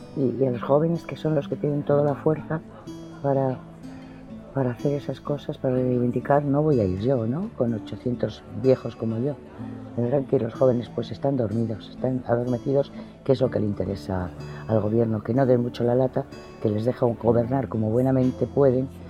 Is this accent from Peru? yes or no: no; Spain; Aquí por lo menos en España